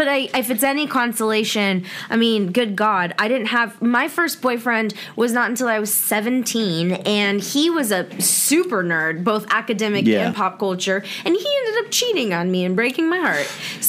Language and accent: English; Alpharetta, Georgia, United States; The boys in growing up in Alpharetta, Georgia in the South